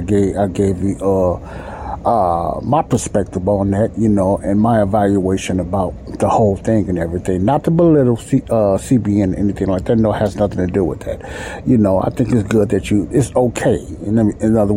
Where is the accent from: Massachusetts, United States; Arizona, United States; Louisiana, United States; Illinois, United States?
Illinois, United States; Chicago; I live in Chicago now. I'm also from Chicago, and I live in Chicago right now